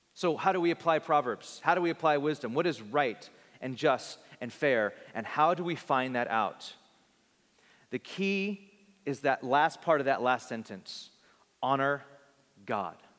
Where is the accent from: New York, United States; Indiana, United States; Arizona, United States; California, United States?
California, United States; Bakersfield; born or raised there